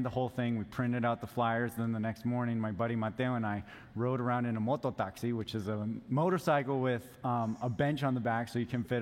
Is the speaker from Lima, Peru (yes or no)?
yes; Lima, Peru; so I actually had the privilege of growing up in Lima.